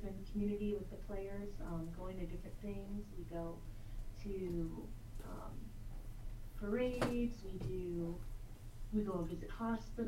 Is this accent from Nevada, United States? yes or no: yes; Las Vegas, Nevada, United States; I'm actually from Las Vegas, born and raised